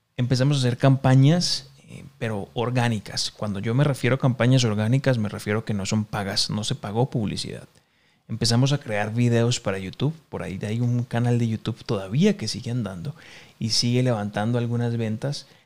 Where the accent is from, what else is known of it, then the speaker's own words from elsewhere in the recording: Cali, Valle del Cauca, Colombia; now in Mexico City, Mexico; Yo soy de Cali, Colombia. En este momento estoy viviendo en la Ciudad de México